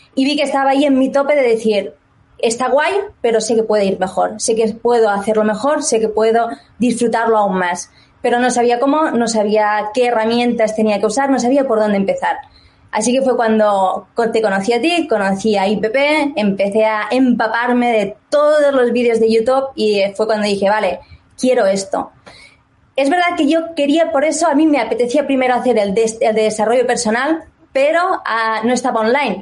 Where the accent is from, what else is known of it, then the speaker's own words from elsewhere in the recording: Barcelona, Catalonia, Spain; moved away as an adult; now in England; soy de Barcelona, pero me mudé a Inglaterra, hará pronto cinco añitos